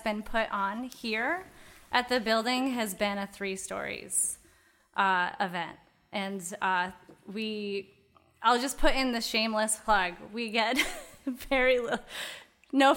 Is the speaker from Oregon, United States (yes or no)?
no; Geneva, New York, United States; I am from Geneva